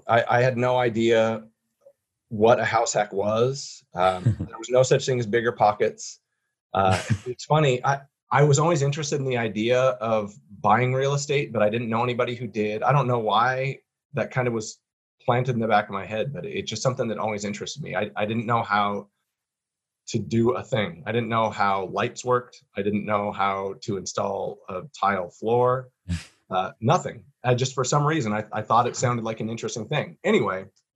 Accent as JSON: {"language": "English", "town": "Boise", "region": "Idaho", "country": "United States", "tie": "born or raised there", "said": "I am a Boise native"}